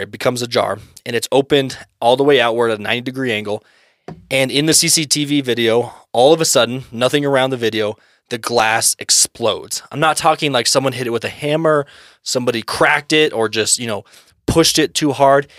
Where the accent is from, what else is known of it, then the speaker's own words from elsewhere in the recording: United States; we're old American boys